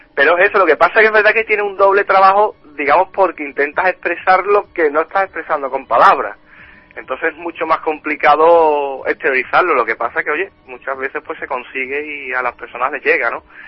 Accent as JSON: {"language": "Spanish", "region": "Andalusia", "country": "Spain", "said": "En mi tierra"}